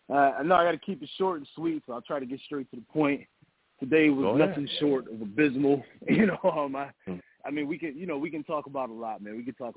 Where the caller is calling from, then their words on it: Rochester, New York, United States; I'm calling from Rochester, New York.